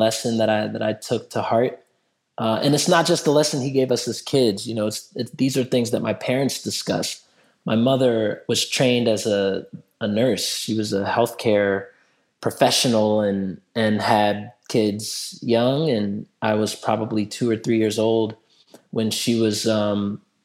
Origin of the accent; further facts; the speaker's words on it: Durham, North Carolina, United States; I grew up in Durham, North Carolina